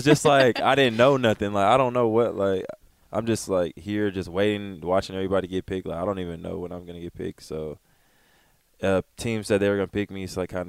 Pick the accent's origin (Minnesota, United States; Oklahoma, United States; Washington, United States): Washington, United States; Federal Way; now in Philadelphia, United States; Federal Way was it was cool growing up